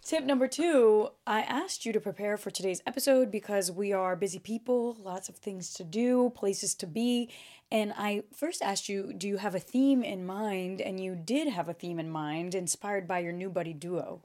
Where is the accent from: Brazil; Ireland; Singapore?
Brazil; first language Portuguese; English is a second language; moved away; Portuguese, I was born speaking Portuguese. 'Cause we were born in Brazil